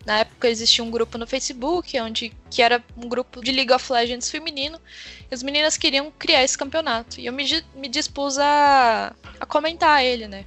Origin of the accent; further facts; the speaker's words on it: Uberlândia, Minas Gerais, Brazil; eu sou de Uberlândia, né? Minas Gerais